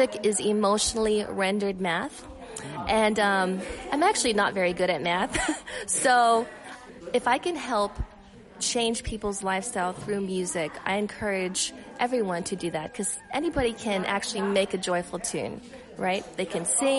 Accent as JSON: {"language": "English", "town": "Las Vegas", "region": "Nevada", "country": "United States", "tie": "born or raised there", "said": "I was born in Vegas."}